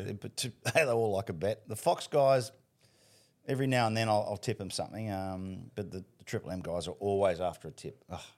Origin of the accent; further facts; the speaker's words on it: Sydney, New South Wales, Australia; We, we grew up in Panaini, which is about ten minutes from Bankstown Trots